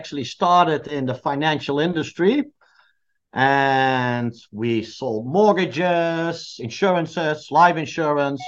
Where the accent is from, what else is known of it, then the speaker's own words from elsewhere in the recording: Netherlands; I come from the Netherlands